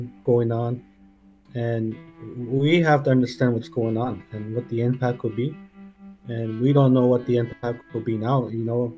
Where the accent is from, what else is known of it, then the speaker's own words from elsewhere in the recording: Attawapiskat First Nation, Ontario, Canada; I'm from Mattawapiskat First Nation.